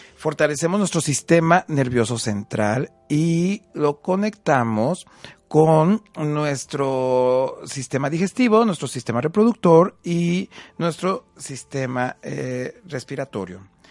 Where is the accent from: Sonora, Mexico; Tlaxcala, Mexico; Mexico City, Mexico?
Tlaxcala, Mexico; Huamantla; soy de Guamante, Tlaxcala